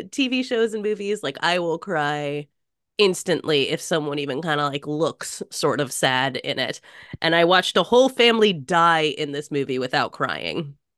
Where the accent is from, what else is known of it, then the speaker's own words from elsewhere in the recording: United States; even as an American